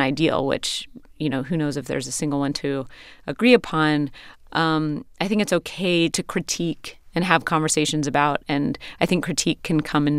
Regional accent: Pacific Northwest, United States; coming of age as an artist growing up in the Pacific Northwest.

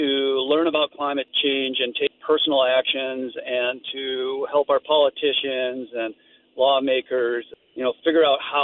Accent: Iowa, United States; now in Grand Marais, United States; I grew up in Iowa, so I've been through a bunch of tornadoes.

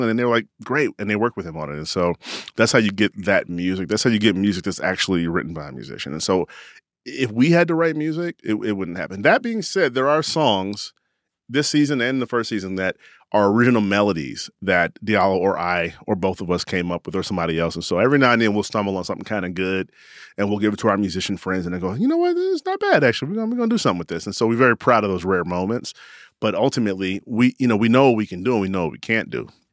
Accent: Chicago, Illinois, United States; moved away; also born or lived in Carbondale, Illinois; my hometown, Chicago.

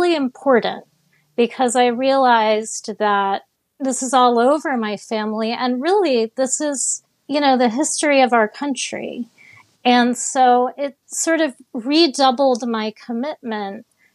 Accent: Miami, Florida, United States; I grew up in Miami

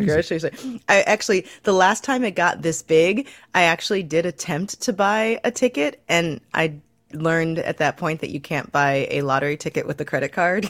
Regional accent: Missouri, United States; my home state of Missouri.

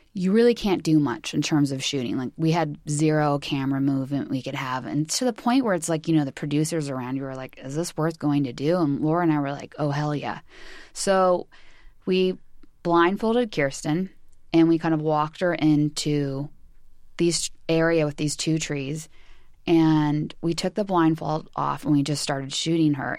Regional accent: California, United States; growing up in California

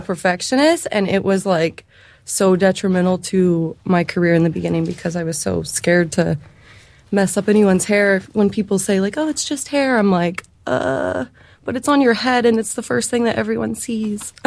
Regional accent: California, United States; moved away as an adult; also born or lived in San Francisco; now in Boise, United States; I'm actually from California, and I moved out to Idaho for hair school

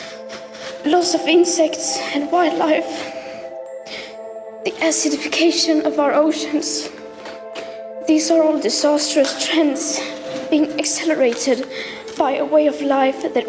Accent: Sweden; I come from Sweden

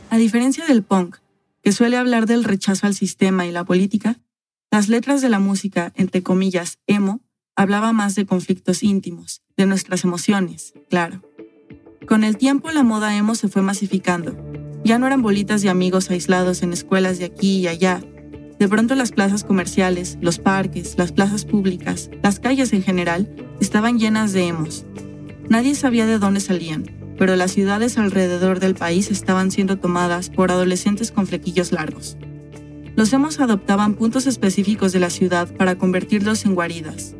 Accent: Mexico

